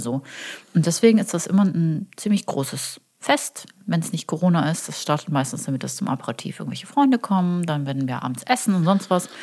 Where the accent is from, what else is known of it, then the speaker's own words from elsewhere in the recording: Karlsruhe, Baden-Württemberg, Germany; now in Cologne, Germany; ich bin aus Süddeutschland.